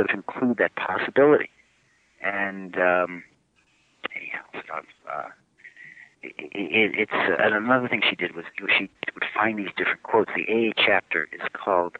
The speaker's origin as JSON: {"language": "English", "town": "Cleveland", "region": "Ohio", "country": "United States", "tie": "born or raised there", "moved": "yes", "lives_now": "Northbrook, United States", "said": "I grew up in Cleveland"}